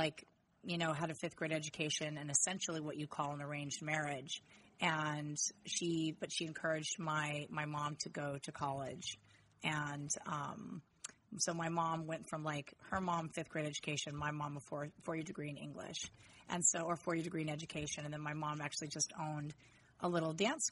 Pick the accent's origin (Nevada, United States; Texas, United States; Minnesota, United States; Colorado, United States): Colorado, United States; outside of Denver, between Evergreen and Idaho Springs; moved away as an adult; I grew up outside of Denver in between two towns, one called Evergreen, one called Idaho Springs